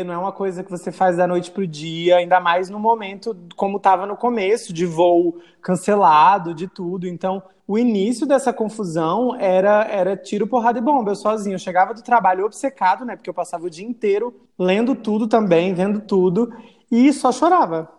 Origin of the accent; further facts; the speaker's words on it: Acre, Brazil; moved away; also born or lived in Mossoró, Rio Grande do Norte; eu construí todas as minhas memórias no Acre